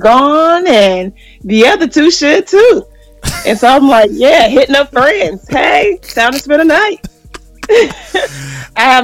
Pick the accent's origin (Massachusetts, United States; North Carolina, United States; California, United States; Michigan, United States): Michigan, United States; Detroit; Growing up Detroit was awesome